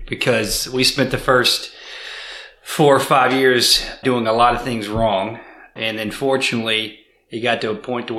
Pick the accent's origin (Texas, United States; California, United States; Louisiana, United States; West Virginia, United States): Louisiana, United States; Baton Rouge; born and raised in Baton Rouge, Louisiana